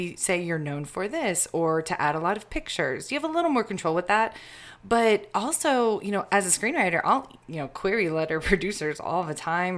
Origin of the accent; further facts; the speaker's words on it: Birmingham, Alabama, United States; I'm from Alabama mostly. I actually grew up moving a lot when I was really little. So Alabama was technically the fifth state I lived